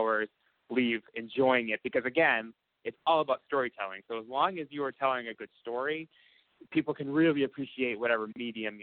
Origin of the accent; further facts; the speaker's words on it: Boston, Massachusetts, United States; Growing up in Boston was great.